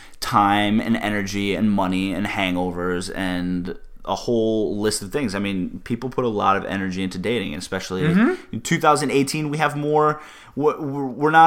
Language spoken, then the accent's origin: English; Plainville, Connecticut, United States; I grew up in Plainville, Connecticut.